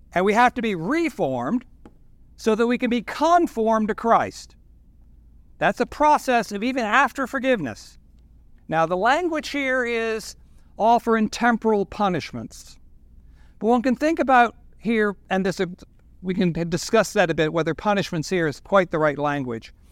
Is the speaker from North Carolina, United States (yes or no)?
no; Norfolk, Virginia, United States; moved away as an adult; now in Washington, DC, United States; I'm from Norfolk. I'm a proud nineteen sixty-nine graduate of Great Bridge High School.